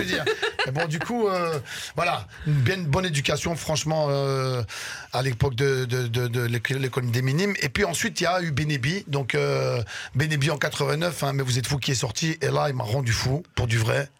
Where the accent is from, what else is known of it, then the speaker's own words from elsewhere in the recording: Brussels, Brussels-Capital Region, Belgium; also born or lived in Damascus, Syria; je suis syrien. Là-bas, je suis né à Damas. Et je suis venu en, Belgique, je suis venu à Bruxelles